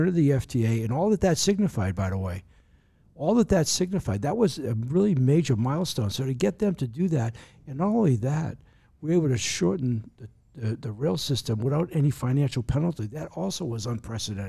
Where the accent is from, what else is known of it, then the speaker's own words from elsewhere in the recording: Boston, Massachusetts, United States; now in Honolulu, United States; where I grew up in the Boston area